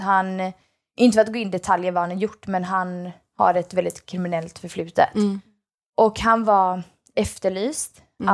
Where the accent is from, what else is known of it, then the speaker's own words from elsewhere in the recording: Sweden; first language Swedish; jag är ju heljugge egentligen. Mm. Alltså jag är egentligen inte svensk. Mm. Uh, förutom att jag är såklart född där